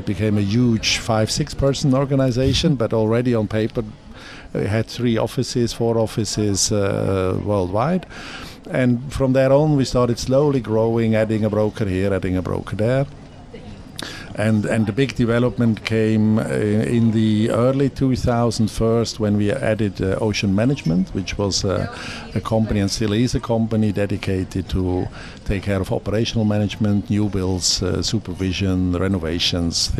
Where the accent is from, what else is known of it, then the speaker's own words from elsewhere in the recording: Zurich, Switzerland; my hometown, my lovely hometown